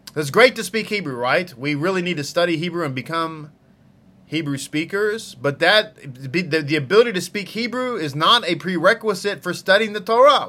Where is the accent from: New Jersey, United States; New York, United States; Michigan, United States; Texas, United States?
Texas, United States; accent: Texas; My Texas accent